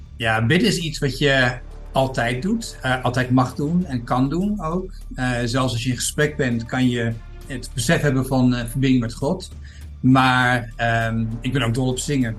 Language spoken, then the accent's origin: Dutch; Groningen, Netherlands; moved away as an adult; also born or lived in England; now in Thailand; ik ben eh, geboren en getogen eh, stadje, dus eh, Groningen.